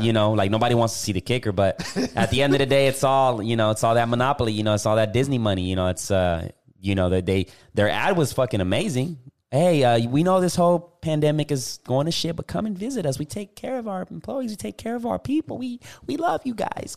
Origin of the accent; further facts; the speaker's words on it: Puerto Rico; moved away; I went back to Puerto Rico